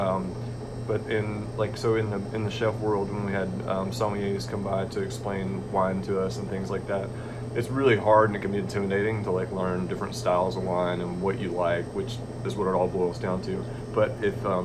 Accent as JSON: {"language": "English", "town": "Bowling Green", "region": "Kentucky", "country": "United States", "tie": "born or raised there", "moved": "yes", "lives_now": "Tybee Island, United States", "said": "I grew up in Bowling Green, Kentucky"}